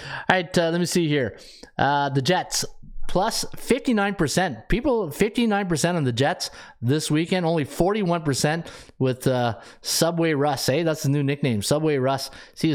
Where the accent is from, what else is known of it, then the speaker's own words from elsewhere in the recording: Canada; I'm a Canadian guy